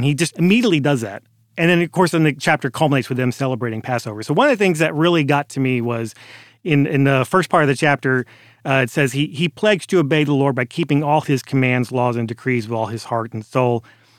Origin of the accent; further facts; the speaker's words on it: San Francisco, California, United States; born there; she's from Oakland and I'm from San Francisco, so we were both born in the Bay Area. She grew up in the Bay Area. I was born there, but we moved away.